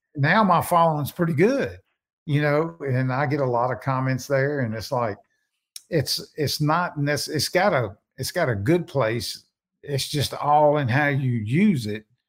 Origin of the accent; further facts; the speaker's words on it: Natchez, Mississippi, United States; I'm originally from Natchez